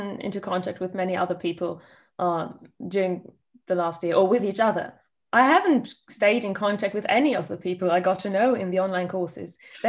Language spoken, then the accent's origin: English; Germany; English is a second language